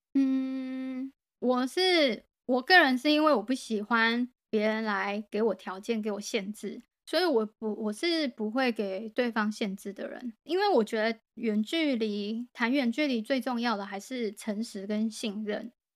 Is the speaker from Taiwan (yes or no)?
yes; Taiwan; 我是一个台湾人